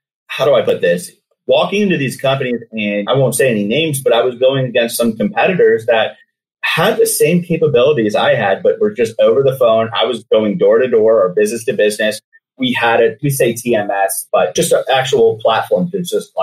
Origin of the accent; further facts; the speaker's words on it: Anchor Bay, Michigan, United States; moved away as an adult; also born or lived in Downriver, Michigan; now in Seattle, United States; Anchor Bay is where I grew up